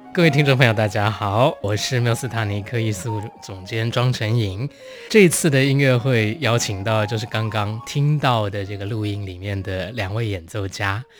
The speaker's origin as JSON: {"language": "Chinese", "country": "Taiwan", "tie": "born or raised there", "said": "我在台湾长大"}